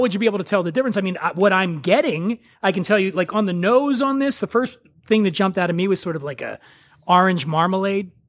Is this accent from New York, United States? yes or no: no; Philadelphia, Pennsylvania, United States; I grew up in Philly